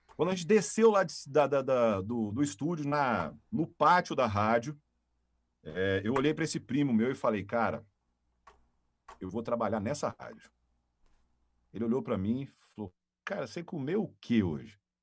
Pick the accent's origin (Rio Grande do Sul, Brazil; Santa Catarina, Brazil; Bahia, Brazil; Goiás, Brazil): Goiás, Brazil; Caçu; now in Rio Verde, Brazil; natural lá de Catu, né? Aqui no estadão do Goiás